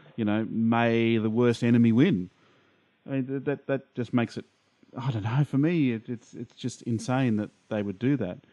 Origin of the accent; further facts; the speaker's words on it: Brisbane, Queensland, Australia; I'm from Brisbane, Australia.